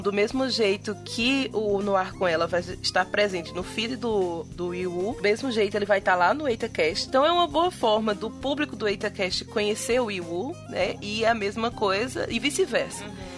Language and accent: Portuguese; Northeast Brazil, Brazil; accent: Nordestino; nós temos um podcast bem é, nordestino, com muito sotaque. Sotaque arretado